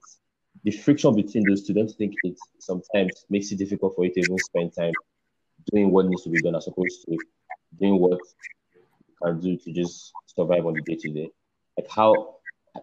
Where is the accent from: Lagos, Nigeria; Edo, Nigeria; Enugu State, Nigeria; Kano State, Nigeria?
Edo, Nigeria; Benin City; I'm full bred Benin boy